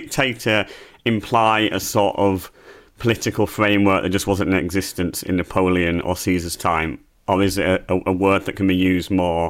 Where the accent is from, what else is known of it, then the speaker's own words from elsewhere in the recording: England, United Kingdom; we're English